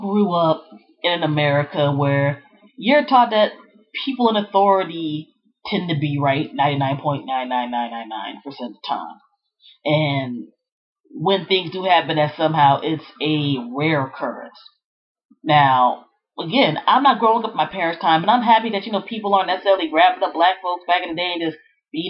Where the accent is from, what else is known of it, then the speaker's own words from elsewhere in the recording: Prince George's County, Maryland, United States; Growing up in the Prince George's County, Maryland area, back in the 80s and 90s